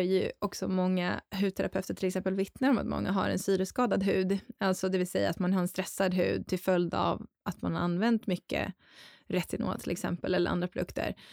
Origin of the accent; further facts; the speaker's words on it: Dalarna County, Sweden; moved away; Mina hemtrakter